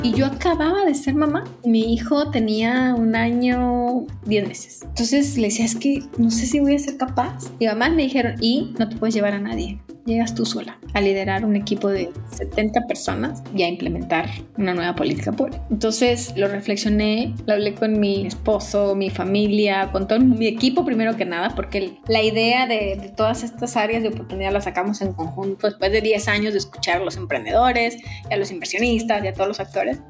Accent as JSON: {"language": "Spanish", "town": "Guadalajara", "region": "Jalisco", "country": "Mexico", "tie": "born or raised there", "moved": "as an adult", "lives_now": "Mexico City, Mexico", "said": "yo soy originaria de Jalisco"}